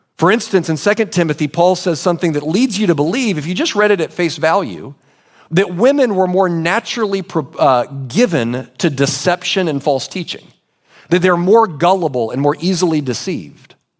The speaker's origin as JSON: {"language": "English", "country": "United States"}